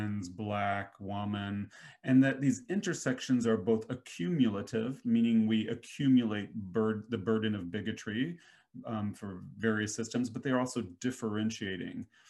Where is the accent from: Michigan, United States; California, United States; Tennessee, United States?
Tennessee, United States; Nashville; I grew up in Nashville, which has a huge entertainment scene